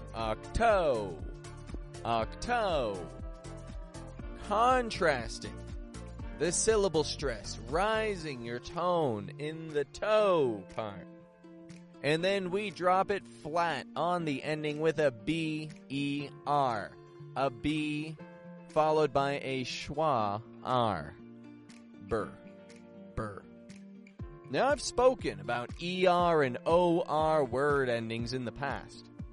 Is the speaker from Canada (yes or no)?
yes; Canada; now in Mexico; I'm from Canada. I live in Mexico in a remote desert location